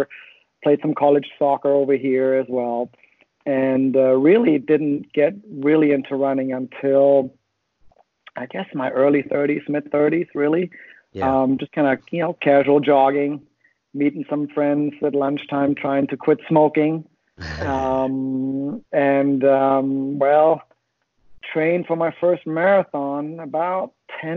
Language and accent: English; Germany; moved away as an adult; now in Huntsville, United States; originally, I'm from near Hamburg, Germany